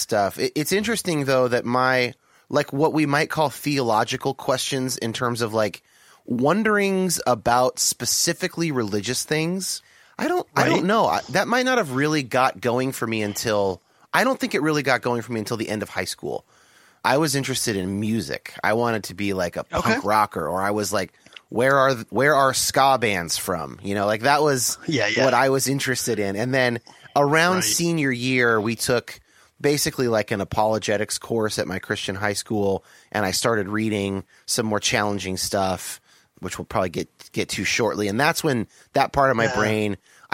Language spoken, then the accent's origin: English; California, United States; growing up in California